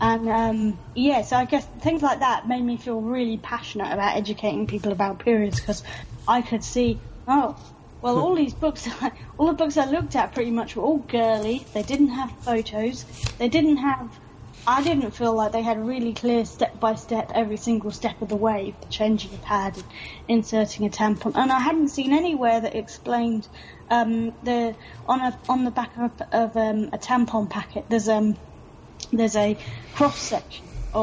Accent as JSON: {"language": "English", "area": "Suffolk", "region": "East of England", "country": "United Kingdom", "tie": "born or raised there", "moved": "yes", "lives_now": "London, United Kingdom", "said": "I grew up in Suffolk, which they rural"}